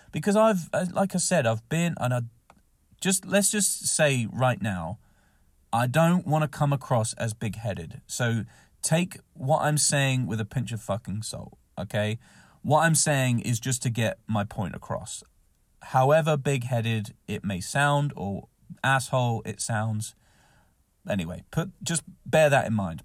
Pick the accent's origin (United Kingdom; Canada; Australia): United Kingdom; Southampton, South East England; moved away; when I was in Southampton, another, you know, my hometown